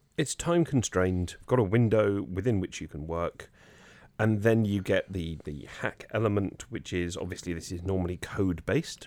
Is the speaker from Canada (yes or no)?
no; United Kingdom; now in Jersey; we were British